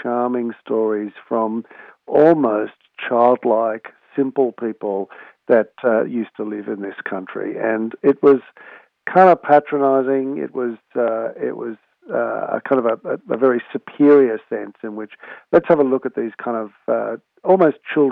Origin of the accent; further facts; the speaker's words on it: Sydney, New South Wales, Australia; I grew up in Manly, on Sydney's northern beaches